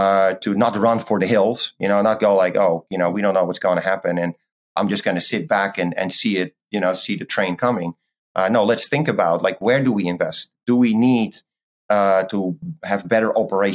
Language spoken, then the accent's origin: English; Netherlands; moved away as an adult; I recently moved back to Europe. So I reside in Holland, which is my home country.